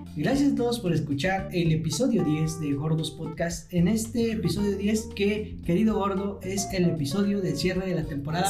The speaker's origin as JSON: {"language": "Spanish", "country": "Mexico", "said": "aquí en nuestro queridísimo, queridísimo México"}